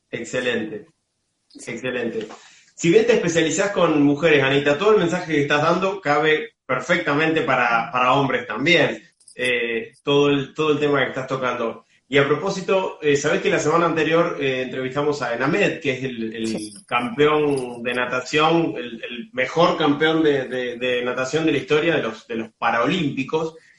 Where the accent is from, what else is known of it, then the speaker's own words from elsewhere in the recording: Casilda, Santa Fe, Argentina; mi Casilda natal